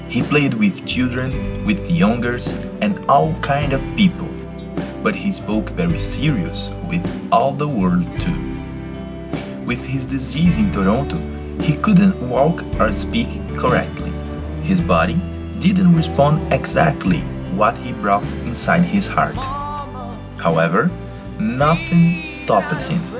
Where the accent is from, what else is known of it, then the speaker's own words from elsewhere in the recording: São Paulo, Brazil; I'm 27 years old and I'm from Brazil, São Paulo City.